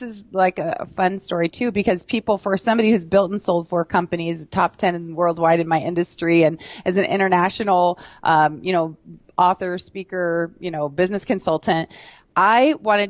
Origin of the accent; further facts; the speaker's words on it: Garden Grove, California, United States; also born or lived in Alameda / Texas; to Texas, and then we moved here to Southern California. I grew up